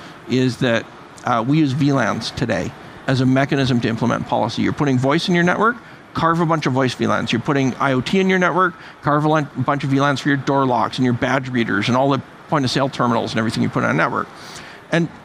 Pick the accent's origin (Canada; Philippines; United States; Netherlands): Canada; I'm half Irish, half Russian, Canadian.